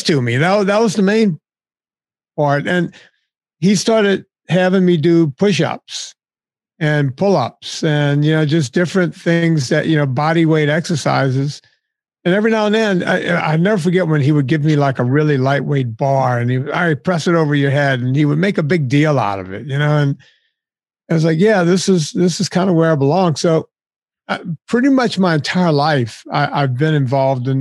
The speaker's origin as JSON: {"language": "English", "area": "Cajun country", "region": "Louisiana", "country": "United States", "tie": "born or raised there", "said": "I grew up in Cajun country, but there were just this enclave of Italians in my hometown"}